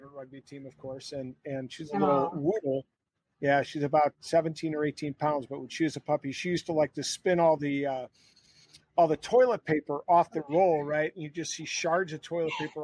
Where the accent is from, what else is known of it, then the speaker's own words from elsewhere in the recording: Illinois, United States; we're both from Illinois, we call Illinois home